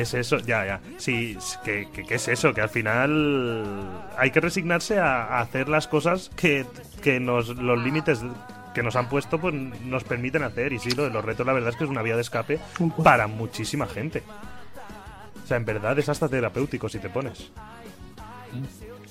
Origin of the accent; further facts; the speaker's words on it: Xixona, Valencian Community, Spain; en Gijona, en mi casa